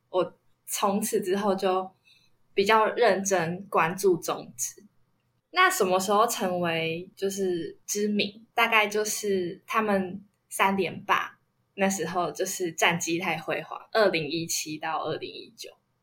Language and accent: Chinese; Kaohsiung, Taiwan; 因为我也是高雄人嘛